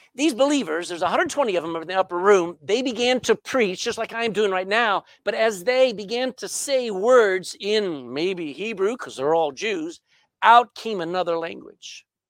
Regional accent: Texas, United States; accent: Texan English; first language English; My mother tongue is English. All right, but not England English. It's Texan English

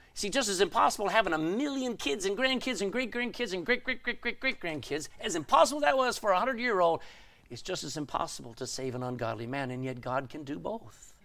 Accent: Texas, United States; I'm a Texan.

